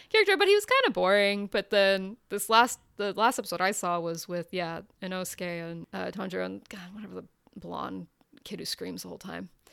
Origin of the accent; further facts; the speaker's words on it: United States; I'm an American.